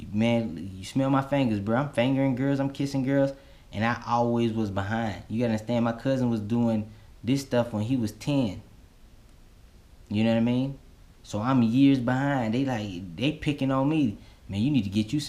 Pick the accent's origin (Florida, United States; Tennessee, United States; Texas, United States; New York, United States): Florida, United States; growing up in Florida, you had to be tough.